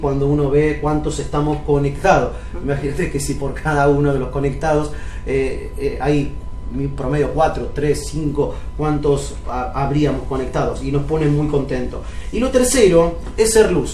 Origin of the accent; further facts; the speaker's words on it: Cipolletti, Río Negro, Argentina; Yo me crié en Chipoleti, en Río Negro, en La Chacra